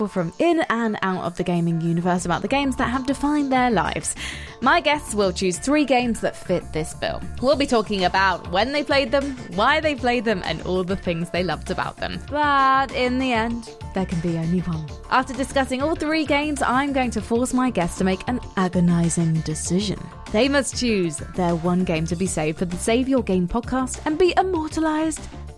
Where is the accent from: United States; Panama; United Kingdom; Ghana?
United Kingdom; us in the UK